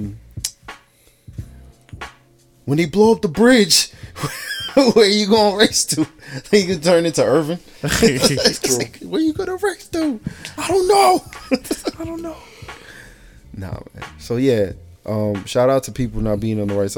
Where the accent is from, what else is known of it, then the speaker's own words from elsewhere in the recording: Newark, New Jersey, United States; I'm from Newark